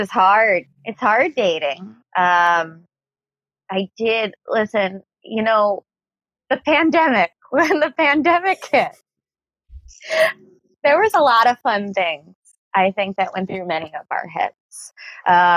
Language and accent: English; New York City, New York, United States; I'm a New Yorker